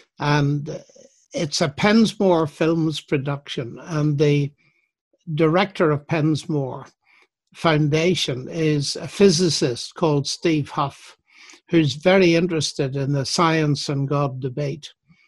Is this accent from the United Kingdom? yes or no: yes; Northern Ireland, United Kingdom; Well, when I was a teenager, the so-called troubles, the sectarian tension was mounting.